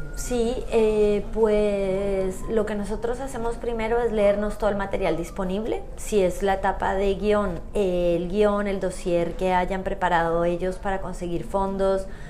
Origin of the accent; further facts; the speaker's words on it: Colombia; moved away; yo soy de Colombia